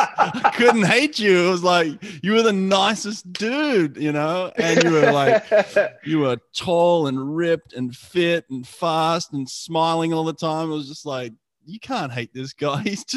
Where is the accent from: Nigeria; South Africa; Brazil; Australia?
Australia; now in United States; I came in from Australia in December.